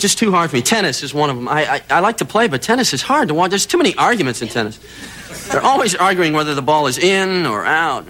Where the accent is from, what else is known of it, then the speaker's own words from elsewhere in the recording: Wisconsin, United States; now in California, United States; I am originally from Wisconsin.